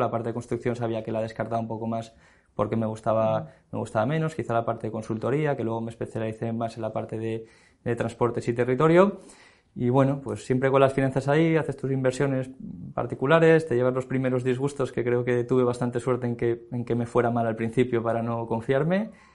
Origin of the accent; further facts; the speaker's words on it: Valencia, Valencian Community, Spain; moved away as an adult; now in Madrid, Spain; yo soy valenciano, entonces eh, viviendo en Valencia